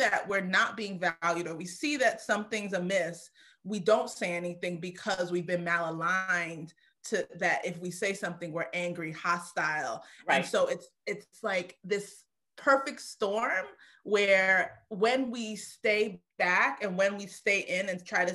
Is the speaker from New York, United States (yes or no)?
yes; New York City, New York, United States; I grew up in Brooklyn